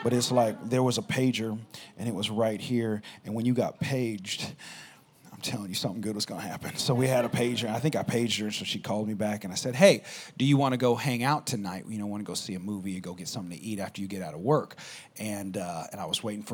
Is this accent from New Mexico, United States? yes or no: yes; Albuquerque, New Mexico, United States; moved away; I grew up in Albuquerque, New Mexico, and there wasn't anything there.